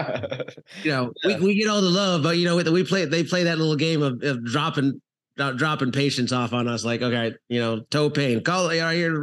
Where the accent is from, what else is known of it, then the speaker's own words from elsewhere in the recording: Canada; moved away as an adult; also born or lived in South Florida; now in Florida, United States; I'm originally from Canada. So I trained professional hockey players out there, moved to South Florida